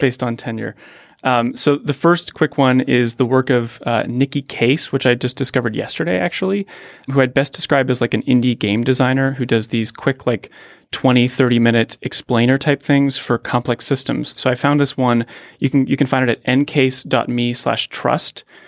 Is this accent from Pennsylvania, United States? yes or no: yes; Pittsburgh, Pennsylvania, United States; moved away; also born or lived in Palo Alto; I grew up in Pittsburgh